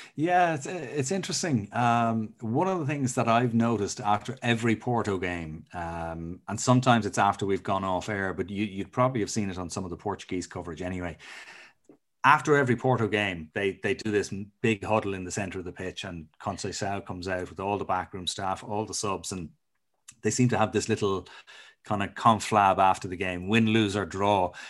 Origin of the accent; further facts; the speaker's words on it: Ireland; as an Irishman